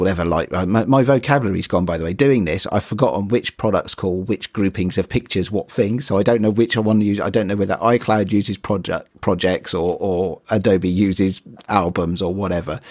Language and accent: English; United Kingdom; I'm British